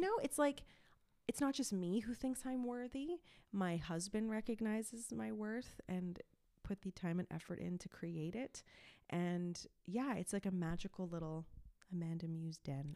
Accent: Montreal, Quebec, Canada; first language English; moved away as an adult; also born or lived in Toronto; I am from a suburb in Montreal, but I usually just say Montreal 'cause that's easier.

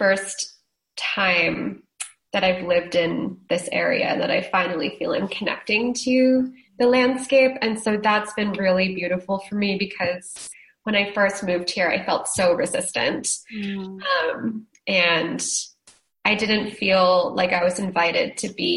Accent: Northeast, United States; moved away; I grew up in the Northeast.

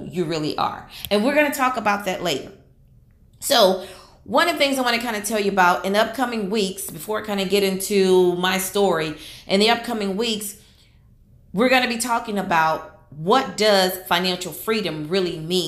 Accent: Houston, Texas, United States; I live in Houston, Texas. That's where I'm from. I was born and raised in Houston, Texas

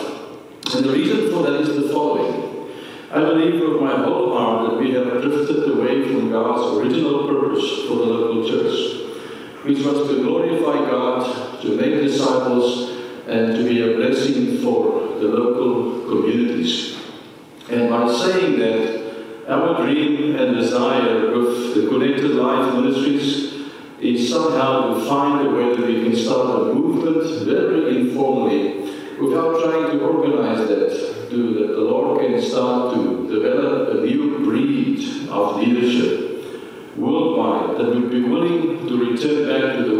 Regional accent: South Africa; first language Afrikaans; English is a second language; We are from South Africa, as you probably have heard. Our native language that we speak back home is Afrikaans, it's not English.

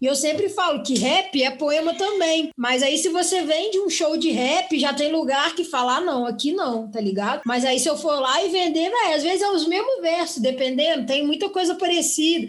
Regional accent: Juiz de Fora, Minas Gerais, Brazil; Nasci em Juiz de Fora

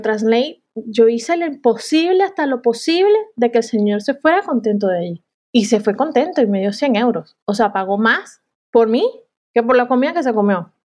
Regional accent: Venezuela; now in Málaga, Spain; yo como venezolana

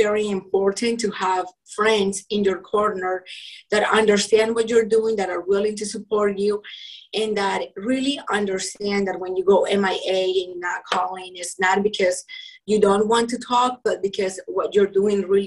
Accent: Colombia; English is a second language; also born or lived in Utah; now in United States; I'm originally from Colombia. And, you know, growing up, I was into sports

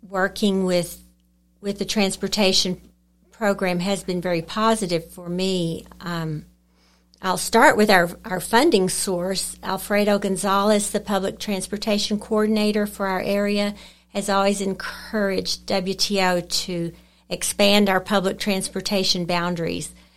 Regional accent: Lubbock, Texas, United States; moved away as an adult; also born or lived in Lamesa, Texas; I grew up in Lubbock, graduated from Monterey High School and from Texas Tech

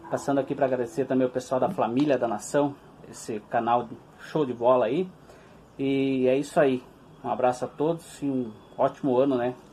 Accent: Videira, Santa Catarina, Brazil; eu sou aqui de Santa Catarina, de Videira, Santa Catarina, e amo muito meu Mengão.

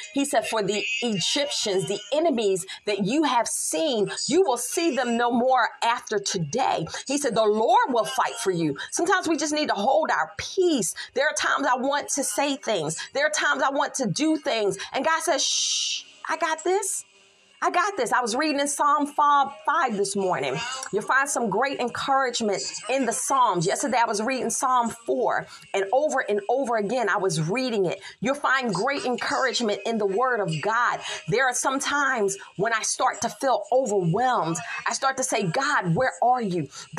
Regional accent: Philadelphia, Pennsylvania, United States; I'm from Philly. That's all I'm going to say. I'm from Philly. We do things a little differently there.

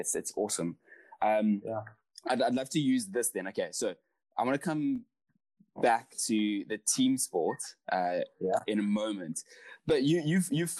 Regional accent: Pretoria, Gauteng, South Africa; I came from Pretoria

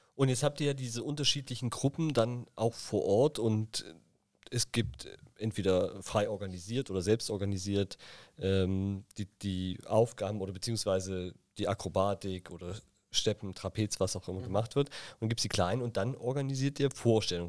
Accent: Thuringia, Germany; now in Berlin, Germany; in meiner Heimat in Thüringen

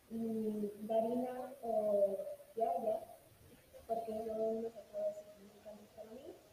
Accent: Mexico City, Mexico; hoy les voy a contar todo sobre mí. Yo nací en la Ciudad de México y tengo, actualmente tengo 14 años. Eh, nací en 2007, del 13 de marzo.

